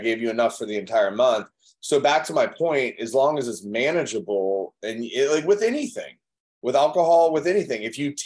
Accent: Chicago, Illinois, United States; I grew up in Chicago

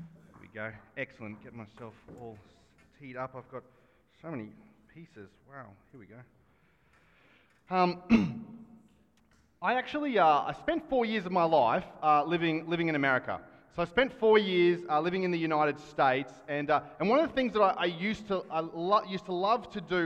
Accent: Australia; as an Australian

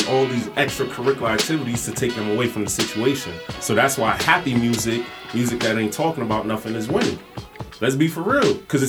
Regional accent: New York, United States; I'm from New York.

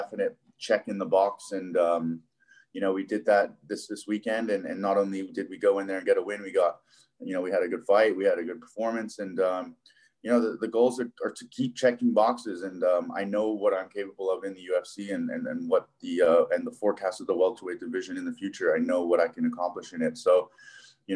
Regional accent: Hong Kong; moved away as an adult; also born or lived in Buffalo, New York / Florida; now in Las Vegas, United States; I was born and raised there

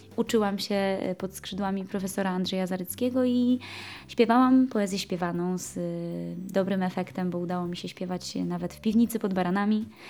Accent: Zakopane, Lesser Poland, Poland; ja jestem przede wszystkim góralką

